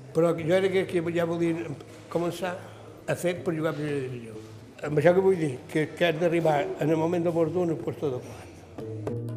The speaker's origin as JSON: {"language": "Catalan", "town": "Palma", "region": "Balearic Islands", "country": "Spain", "tie": "born or raised there", "said": "jo vaig néixer a Can de Baleares"}